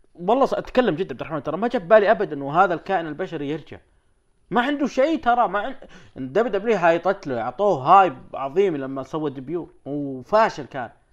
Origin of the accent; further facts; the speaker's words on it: Saudi Arabia; عندنا في السعوديه